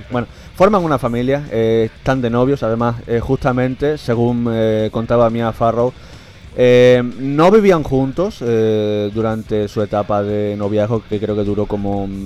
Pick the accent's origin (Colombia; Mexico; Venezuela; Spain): Spain; Guareña, Extremadura; born or raised there